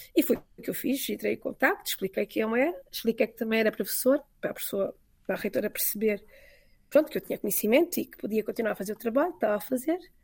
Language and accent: Portuguese; Portugal; moved away as an adult; also born or lived in Falun, Sweden; now in Mockfjärd, Sweden; eu vinha com a minha estrutura portuguesa